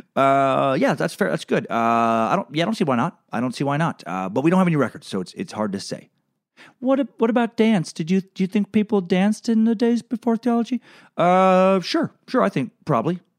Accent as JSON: {"language": "English", "town": "Riggins", "region": "Idaho", "country": "United States", "tie": "born or raised there", "said": "I also left my hometown in Riggins, Idaho after a few years"}